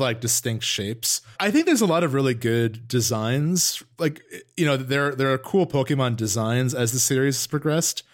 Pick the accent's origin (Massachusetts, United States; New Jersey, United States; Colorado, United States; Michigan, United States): New Jersey, United States; Northern; we're both from Northern New Jersey